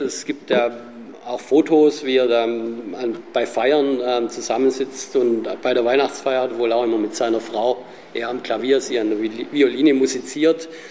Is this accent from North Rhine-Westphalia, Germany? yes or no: no; Sindelfingen, Baden-Württemberg, Germany; Als gebürtiger Sindelfinger